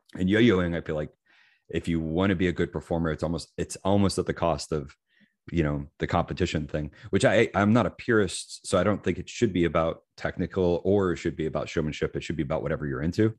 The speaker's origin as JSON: {"language": "English", "town": "Lewisburg", "region": "Tennessee", "country": "United States", "said": "I'm from Lewisburg, Tennessee, which is a small town in Tennessee, uh, hour south of Nashville."}